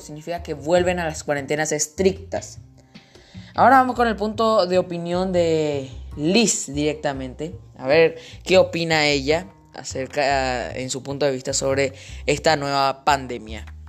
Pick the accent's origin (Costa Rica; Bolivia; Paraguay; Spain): Paraguay; En mi país, Paraguay